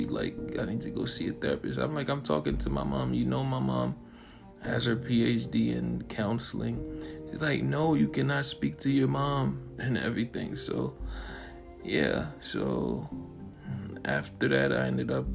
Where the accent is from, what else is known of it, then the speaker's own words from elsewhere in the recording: Florida, United States; I'm not from here. I'm from Florida